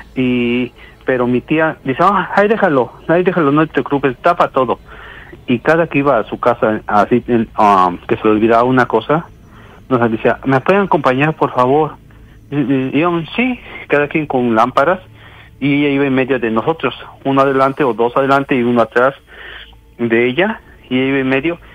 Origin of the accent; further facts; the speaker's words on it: Oaxaca, Mexico; also born or lived in Mexico City; soy nacido en la ciudad de México, y pero criado en Oaxaca, pues yo digo que soy de Oaxaca